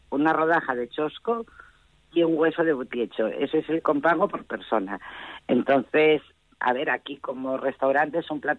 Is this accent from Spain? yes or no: yes; Pravia, Asturias, Spain; cuando yo vine, cuando me casé, que vine de Pravia, en Pravia la costumbre era fijar la berza muy menudina, muy menudina.